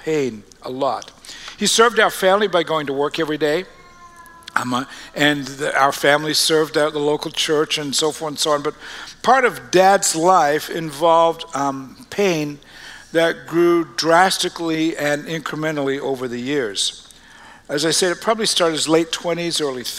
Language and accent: English; Australia; moved away; We're born and raised in Australia, all of us, and going back to the early 1800s